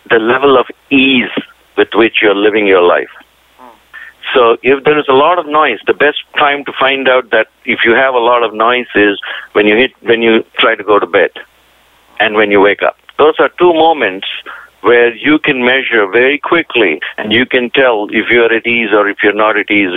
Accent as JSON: {"language": "English", "country": "India", "also_born_or_lived": "Indiana / Tennessee / Pittsburgh", "moved": "yes", "said": "being Indian"}